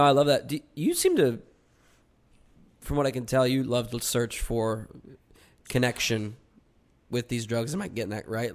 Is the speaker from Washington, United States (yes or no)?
no; Medford, New Jersey, United States; I grew up in Medford, New Jersey